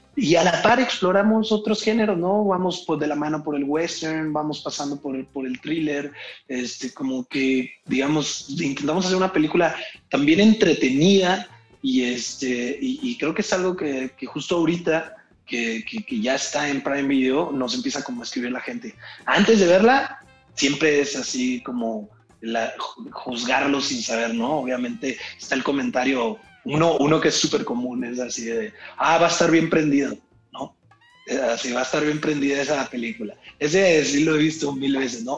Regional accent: Irapuato, Guanajuato, Mexico; moved away; also born or lived in Mexico City; yo crecí en Irapuato, yo no, no había ni venido a México

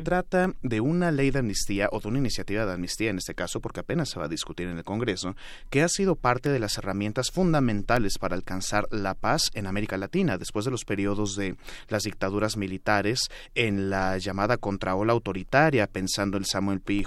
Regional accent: Mexico; a nosotras y nosotros como mexicanos

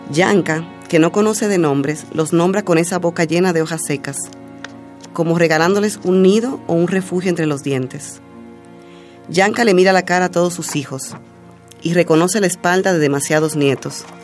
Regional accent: Dominican Republic; accent: Dominican; now in Mexico; Sí, todavía tengo un poco de acento dominicano, aunque ya siempre me dicen que ya lo he perdido bastante pero es como si estuviera en un limbo, porque entonces cuando voy a mi país me dicen, ay, hablas como mexicana.

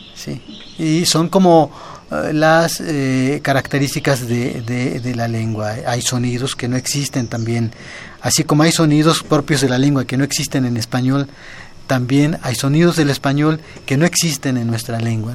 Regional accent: Ixtepec, Puebla, Mexico; en mi, comunidad, que es en el municipio de Ixtepec

